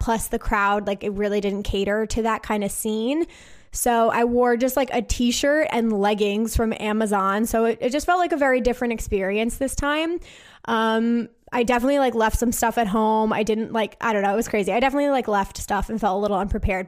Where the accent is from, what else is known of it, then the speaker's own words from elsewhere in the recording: New Jersey, United States; I am from New Jersey